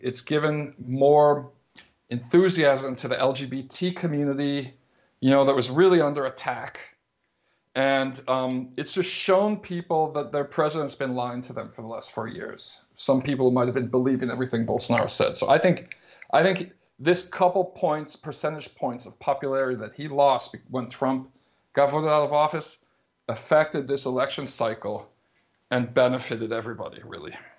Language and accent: English; United States; now in Brazil; as an American citizen in Brazil